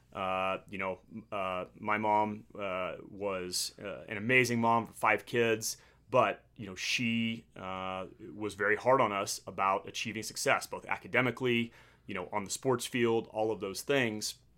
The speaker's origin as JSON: {"language": "English", "town": "Midland", "region": "Texas", "country": "United States", "tie": "born or raised there", "also_born_or_lived": "Annapolis, Maryland / Pensacola, Florida / Virginia Beach, Virginia / San Diego, California", "moved": "as an adult", "said": "I grew up in Midland, Texas, which is the oil and gas capital of the world"}